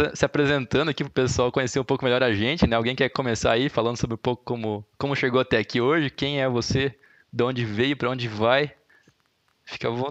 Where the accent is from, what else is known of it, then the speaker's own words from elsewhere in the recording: Brusque, Santa Catarina, Brazil; moved away as an adult; now in Curitiba, Brazil; Eu sou de Brusque